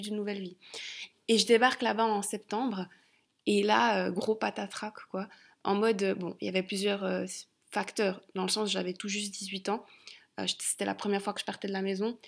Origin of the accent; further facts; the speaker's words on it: Switzerland; also born or lived in London; j'étais partie de Suisse